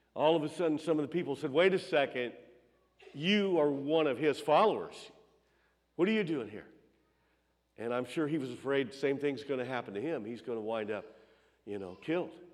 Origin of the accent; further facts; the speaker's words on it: Palmyra / Chesterfield, Illinois, United States; also born or lived in Las Vegas, Nevada; I grew up over near Pal- in Palmyra, but uh, in Chesterfield, where M- uh, Montgomery Camp was.